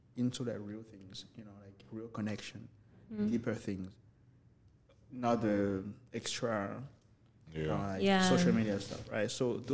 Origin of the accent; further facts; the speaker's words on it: New York, United States; Like, growing up in New York, right? Like, and this is something that I haven't noticed in L.A., I mean, LA is great, you know, but it's not New York.